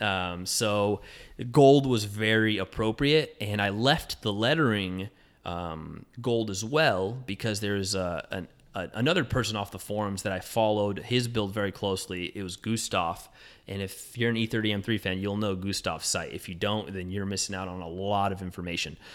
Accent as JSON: {"language": "English", "region": "Southern California", "country": "United States", "tie": "born or raised there", "said": "I grew up in Southern California, so there's a lot of lowriders in my neighborhood"}